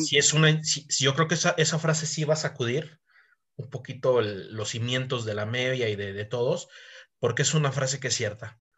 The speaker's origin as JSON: {"language": "Spanish", "country": "Mexico", "said": "somos mexicanos"}